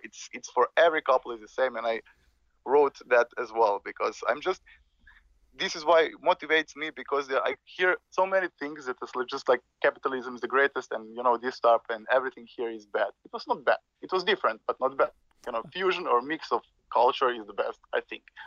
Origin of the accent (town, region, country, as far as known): Slovenia; born or raised there